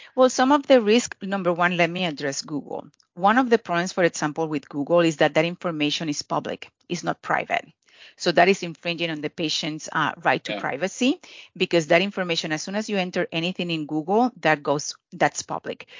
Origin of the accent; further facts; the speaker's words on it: Puerto Rico; I'm from Puerto Rico